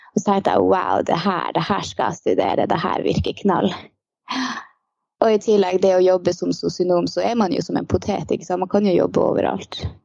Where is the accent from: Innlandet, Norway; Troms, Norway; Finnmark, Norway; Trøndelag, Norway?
Finnmark, Norway; Lakselv; moved away as an adult; now in Karasjok, Norway; Jeg er opprinnelig ifra Lakselv.